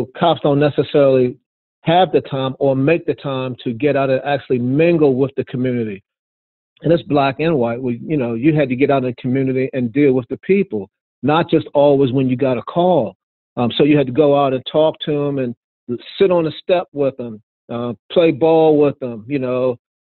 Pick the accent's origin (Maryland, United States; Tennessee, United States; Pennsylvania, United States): Maryland, United States; Baltimore; I'm from Baltimore. Yeah, I'm black, I'm a cop, but I'm from Baltimore. I know what it's like in these communities. I grew up in the communities myself